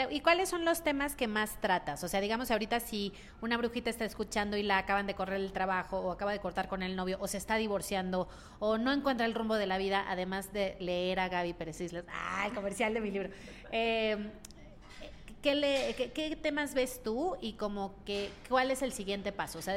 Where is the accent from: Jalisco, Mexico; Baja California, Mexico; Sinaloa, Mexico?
Sinaloa, Mexico; Mazatlán; yo soy de Mazatlán